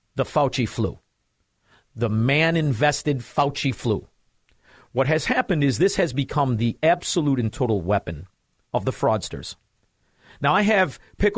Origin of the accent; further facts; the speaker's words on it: United States; as an American